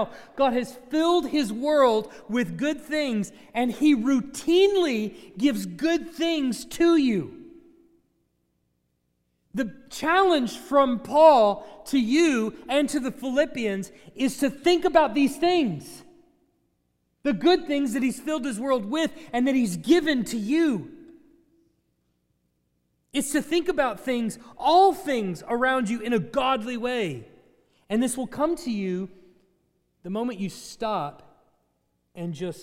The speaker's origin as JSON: {"language": "English", "region": "Texas", "country": "United States", "said": "I'm from Texas."}